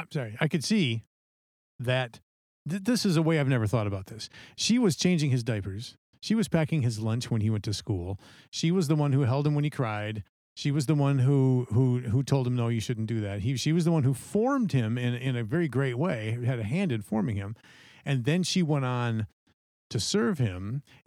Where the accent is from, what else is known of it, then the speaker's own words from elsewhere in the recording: Holland, Michigan, United States; from Holland, Michigan